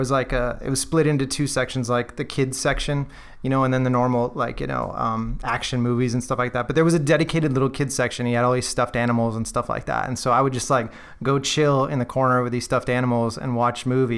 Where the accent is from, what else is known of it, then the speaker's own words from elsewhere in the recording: Naperville, Illinois, United States; also born or lived in Aurora, Illinois; I was born in Naperville, which is right near Aurora